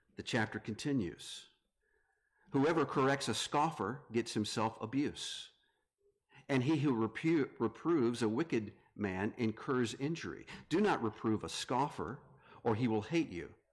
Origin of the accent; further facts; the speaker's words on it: North Carolina, United States; moved away as an adult; now in Grand Rapids, United States; I am from North Carolina, moved up to the Grand Rapids area.